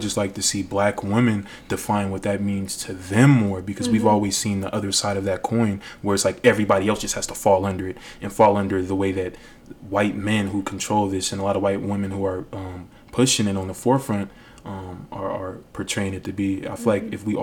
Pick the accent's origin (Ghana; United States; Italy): United States; Las Vegas, Nevada; growing up in Vegas